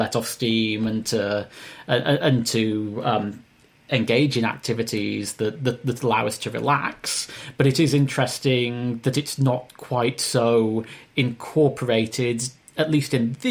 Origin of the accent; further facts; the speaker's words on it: United Kingdom; growing up in Britain